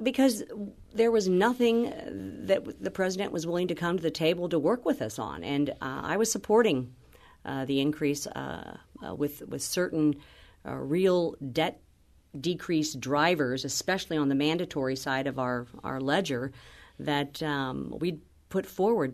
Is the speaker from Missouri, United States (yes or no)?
yes; Missouri, United States; my hometown